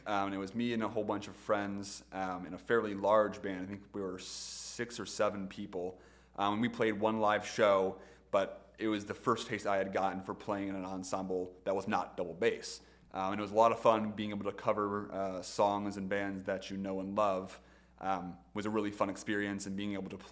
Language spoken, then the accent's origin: English; Sylvania, Ohio, United States; also born or lived in Toledo, Ohio / Bowling Green, Ohio; So I was born in Sylvania. I've lived in Sylvania/Toledo for a majority of my life, with the exception of Bowling Green when I was in undergrad.